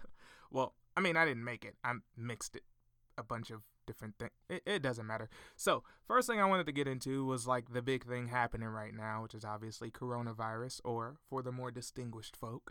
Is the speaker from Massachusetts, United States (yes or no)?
no; Fort Smith, Arkansas, United States; I'm from Fort Smith, Arkansas.